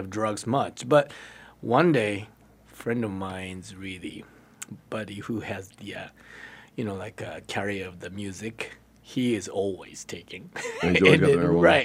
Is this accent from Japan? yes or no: yes; Japan; English is a second language; moved away as an adult; now in United States; I was born and raised in Japan.